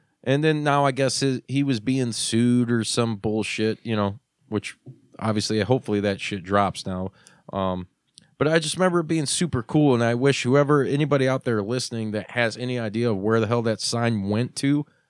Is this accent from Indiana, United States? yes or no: yes; Hobart, Indiana, United States; I remember that as a part of my hometown. It was a staple. It was crazy, you know? Like, wow, dude, like Mean Gene's pizza? Like, how badass is Hobart, Indiana?